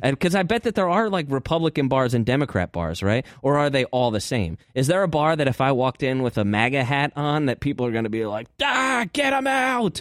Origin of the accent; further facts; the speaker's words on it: Hartford, Connecticut, United States; my hometown of Hartford.